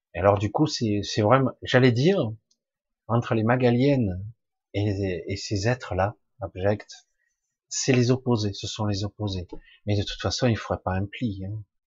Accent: Marseille, Provence-Alpes-Côte d'Azur, France; je suis moi de du sud de la France simplement Je suis né à Marseille

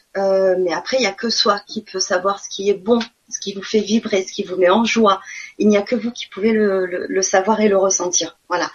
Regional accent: Marseille, Provence-Alpes-Côte d'Azur, France; accent: southern; moved away as an adult; also born or lived in Nantes; notre ancien appartement à Marseille, parce que je suis du sud, hein, ça doit s'entendre

